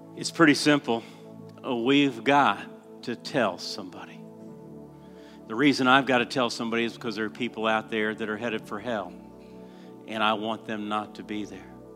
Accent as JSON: {"language": "English", "town": "Orlando", "region": "Florida", "country": "United States", "tie": "born or raised there", "said": "I grew up in Southeast Christian Church in Orlando."}